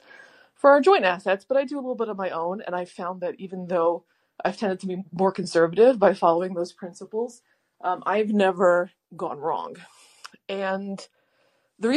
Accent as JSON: {"language": "English", "region": "Maryland", "country": "United States", "tie": "born or raised there", "said": "I was a wee young one growing up in Maryland"}